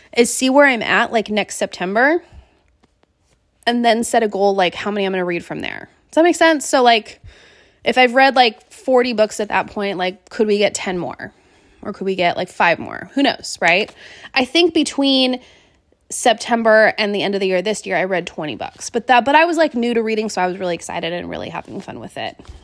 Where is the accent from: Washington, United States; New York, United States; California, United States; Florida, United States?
Washington, United States; Seattle; moved away as an adult; also born or lived in Great Falls, Montana / Wilmington, North Carolina; growing up in Seattle